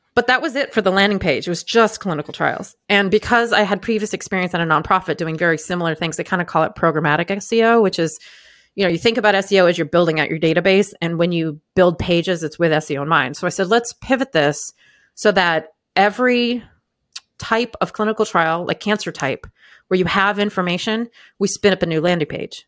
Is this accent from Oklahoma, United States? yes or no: no; Maine, United States; I grew up in Maine